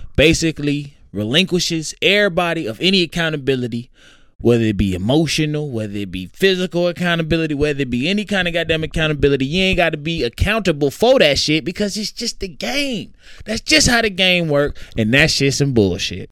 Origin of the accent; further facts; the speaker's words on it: Jonesboro, Georgia, United States; also born or lived in Atlanta, Georgia; I grew up in Clayton County. Which was true. I was born in Atlanta